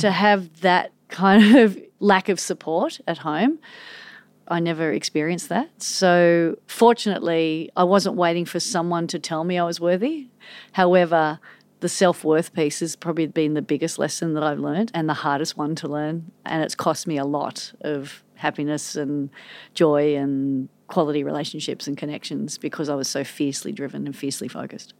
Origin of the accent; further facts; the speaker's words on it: Manly, New South Wales, Australia; growing up in Manly